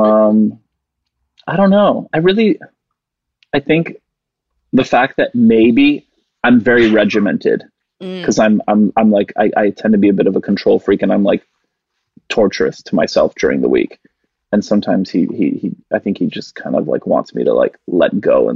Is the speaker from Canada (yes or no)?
yes; Canada; moved away; also born or lived in West Virginia; I'm Canadian